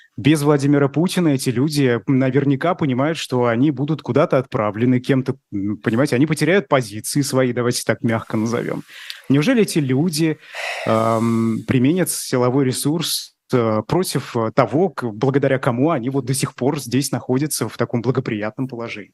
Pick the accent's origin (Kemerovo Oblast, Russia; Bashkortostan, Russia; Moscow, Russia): Bashkortostan, Russia; moved away; я из Башкирии